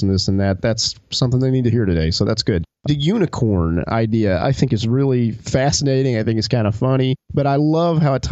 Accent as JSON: {"language": "English", "region": "the South", "country": "United States", "tie": "born or raised there", "said": "I grew up in the South, too"}